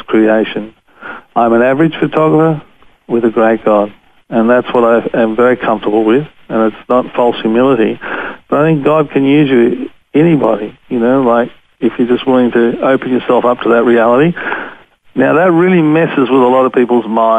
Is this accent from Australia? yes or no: yes; Australia; I'm from Australia, I'm a photographer